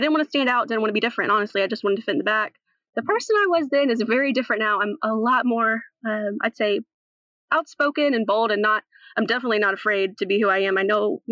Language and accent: English; North Carolina, United States; also born or lived in Nashville, Tennessee; I'm originally from Nashville, Tennessee, actually, where I was born. And then I moved over to North Carolina, where I've been since I was about 3